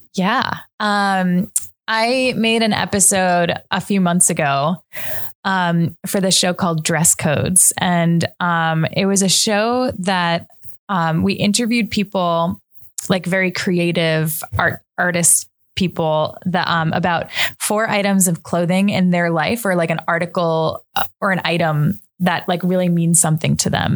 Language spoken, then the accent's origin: English; Long Island, New York, United States; also born or lived in New Hampshire; now in Brooklyn, United States; I am from New York. I grew up mostly on Long Island, but my whole family is from South Brooklyn